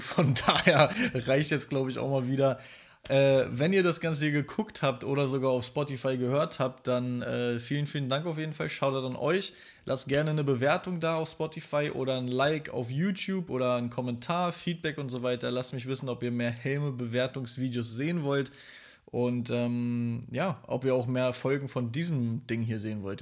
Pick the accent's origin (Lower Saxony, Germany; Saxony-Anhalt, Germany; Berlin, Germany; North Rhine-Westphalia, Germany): Berlin, Germany; als Stadtkind, wie ich, ich komme ja aus Berlin